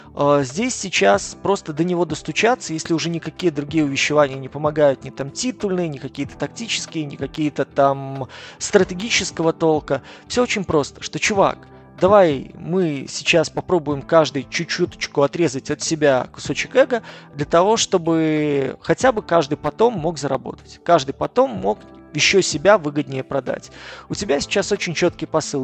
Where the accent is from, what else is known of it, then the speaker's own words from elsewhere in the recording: Minsk, Belarus; я родом сам из Беларуси, из Минска